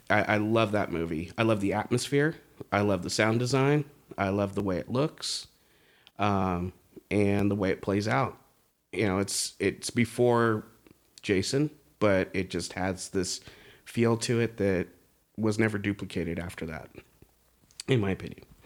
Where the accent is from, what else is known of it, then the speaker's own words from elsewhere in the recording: Bay Area, California, United States; growing up in the Bay Area